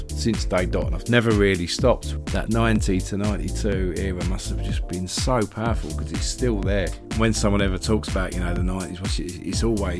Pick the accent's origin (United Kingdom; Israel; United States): United Kingdom; Loughton, East of England; I like the fact that I grew up in Loughton. It was good, nice area, bit of both really, bit of everything there, sort of some lots of people from that have moved out of East London, settled there, including my mum and dad